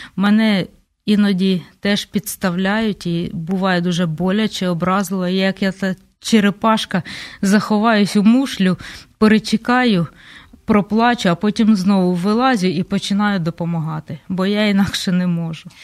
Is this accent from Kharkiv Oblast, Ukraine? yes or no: no; Kryvyi Rih, Dnipropetrovsk Oblast, Ukraine; А я ж з Кривого Рогу